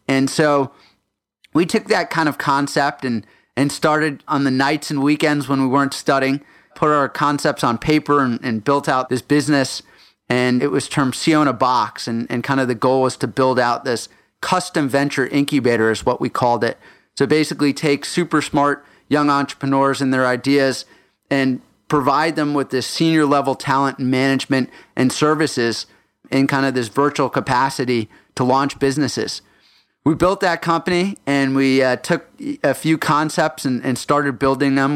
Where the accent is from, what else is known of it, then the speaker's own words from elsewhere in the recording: Houston, Texas, United States; also born or lived in Johannesburg, South Africa / Minnesota; we went down south to Houston, Texas, where I did my first through twelfth grade.